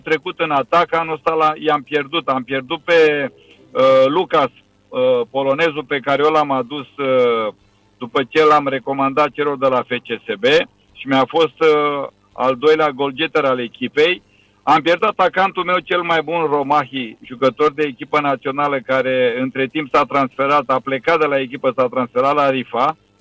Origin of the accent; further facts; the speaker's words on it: Romania; moved away as an adult; now in Bahrain; sunt român